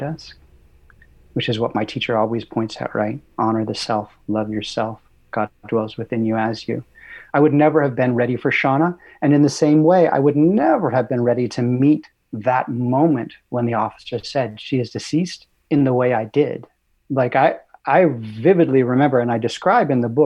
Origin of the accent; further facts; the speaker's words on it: Los Angeles, California, United States; I grew up in Santa Monica Canyon, California, so I was a little surfer boy.